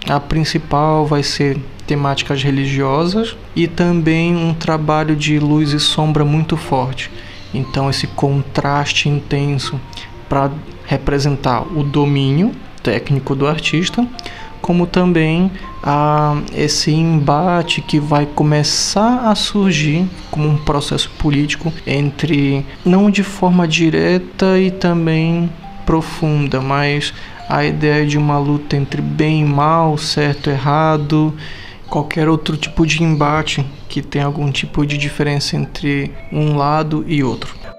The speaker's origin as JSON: {"language": "Portuguese", "town": "Belém", "region": "Pará", "country": "Brazil", "said": "hoje eu falo de Salvador, mas sou de Belém"}